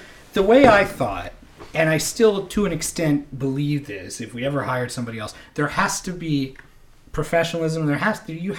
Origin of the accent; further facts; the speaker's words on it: Tillsonburg, Ontario, Canada; now in Niagara region, Canada; I guess, I came from Tilsonburg